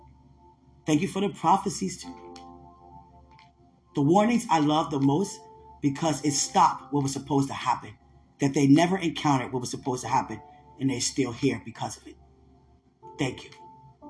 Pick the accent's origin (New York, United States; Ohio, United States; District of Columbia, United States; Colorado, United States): District of Columbia, United States; Washington; I'm from D.C.